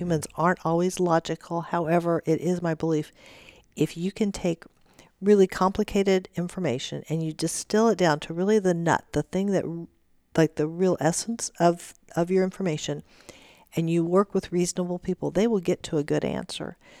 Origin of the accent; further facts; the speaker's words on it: Warsaw, Missouri, United States; now in Kansas, United States; I was born and raised in Warsaw, Missouri, which is southwest Missouri